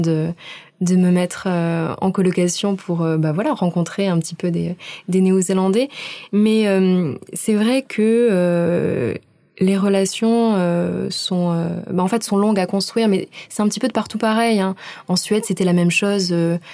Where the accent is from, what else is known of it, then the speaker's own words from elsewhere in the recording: Aix-en-Provence, Provence-Alpes-Côte d'Azur, France; moved away as an adult; also born or lived in Montreal, Canada / Sweden; now in Auckland, New Zealand; Je viens d'Aix-en-Provence